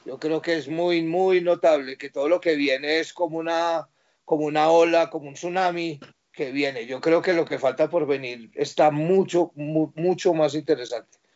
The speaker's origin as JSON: {"language": "Spanish", "town": "Pereira", "region": "Risaralda", "country": "Colombia", "moved": "yes", "lives_now": "Bogotá, Colombia", "said": "Yo soy de Areje cafetero, yo soy de una ciudad que se llama Pereira."}